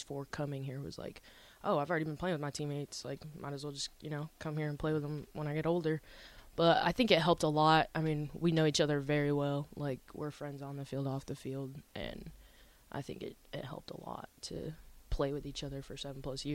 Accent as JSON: {"language": "English", "town": "Omaha", "region": "Nebraska", "country": "United States", "tie": "born or raised there", "also_born_or_lived": "Papillion, Nebraska", "said": "I grew up in Omaha"}